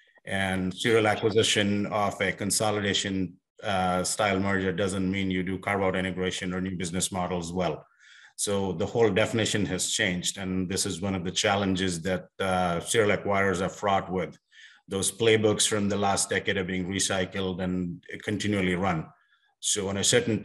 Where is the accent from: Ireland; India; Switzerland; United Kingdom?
India; moved away as an adult; also born or lived in South Africa / Australia / Europe; now in United States; I was born and raised in India